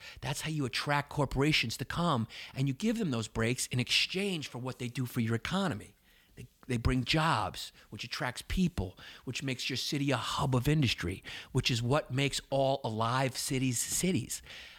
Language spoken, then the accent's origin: English; New York, United States; I grew up in Westchester.